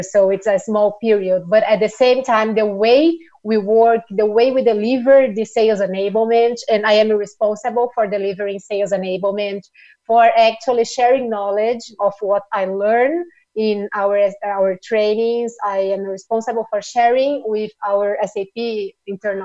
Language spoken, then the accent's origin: English; Brazil; also born or lived in São Paulo; I'm from Brazil, so I'm based here in São Paulo.